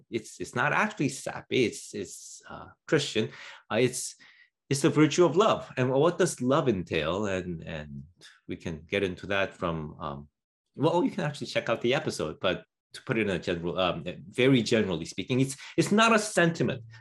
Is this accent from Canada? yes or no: yes; Canada; as, as a Canadian, I have to say that that that stuff looks crazy.